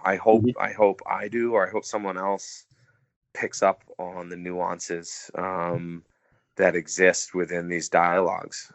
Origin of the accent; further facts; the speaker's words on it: United States; as an American